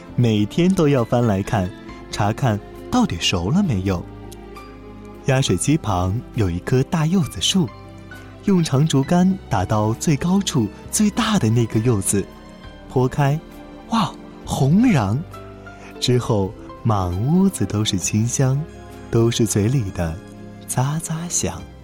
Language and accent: Chinese; southern China, China; 我出生在南方，也是在南方长大